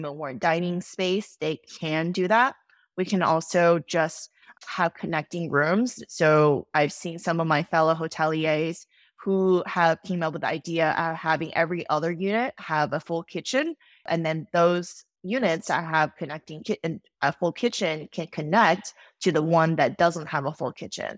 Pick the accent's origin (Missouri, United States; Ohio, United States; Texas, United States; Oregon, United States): Texas, United States; Austin; also born or lived in New York City; I moved back to my hometown of Austin, Texas